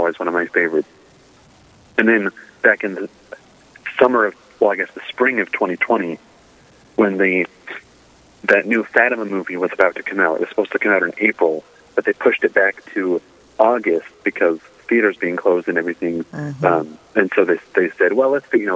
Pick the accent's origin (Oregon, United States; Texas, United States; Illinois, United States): Oregon, United States; moved away as an adult; now in Oklahoma, United States; I'm a native Oregonian, but a recent transplant to Oklahoma.